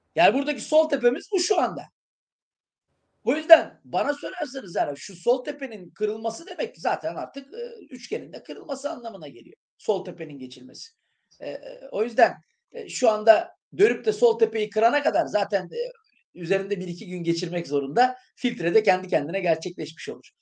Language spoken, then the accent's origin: Turkish; İskenderun, Hatay, Turkey; moved away; İskenderun eğitimi, kendi memleketimde bir eğitim yapmak